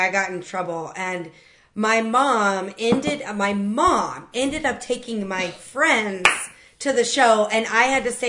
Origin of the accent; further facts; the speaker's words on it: Topeka, Kansas, United States; I grew up in Topeka, Kansas.